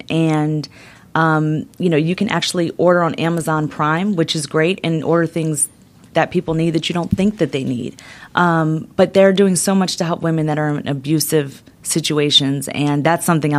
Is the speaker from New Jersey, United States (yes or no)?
no; Maryland, United States; And I'm from Maryland, so I know the beltway.